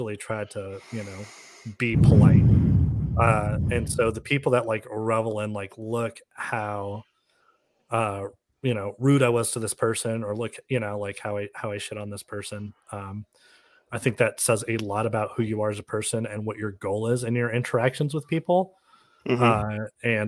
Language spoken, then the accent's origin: English; California, United States; moved away; I'm from California